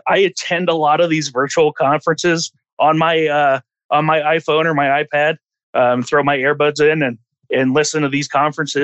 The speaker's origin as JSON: {"language": "English", "region": "California", "country": "United States", "tie": "born or raised there", "moved": "yes", "said": "I'm from California originally"}